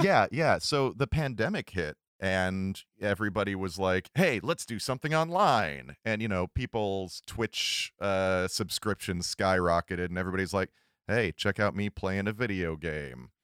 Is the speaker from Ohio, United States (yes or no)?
yes; Cleveland, Ohio, United States; I'm from Cleveland